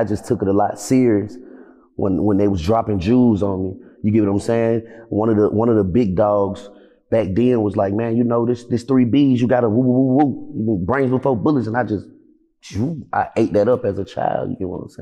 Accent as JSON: {"language": "English", "town": "Atlanta", "region": "Georgia", "country": "United States", "also_born_or_lived": "Los Angeles", "moved": "as an adult", "said": "I'm from the South Side"}